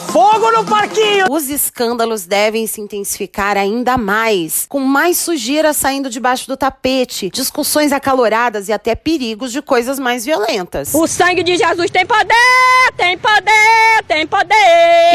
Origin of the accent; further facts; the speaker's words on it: Brazil; somos brasileiros